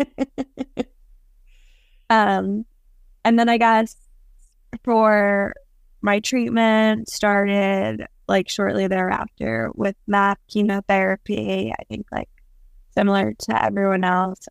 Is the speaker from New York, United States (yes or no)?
yes; Long Island, New York, United States; I'm from Long Island